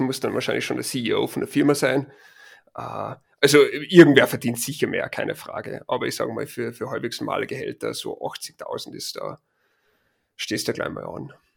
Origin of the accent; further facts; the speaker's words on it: Linz, Upper Austria, Austria; now in Boulder, United States; original bin ich aus Linz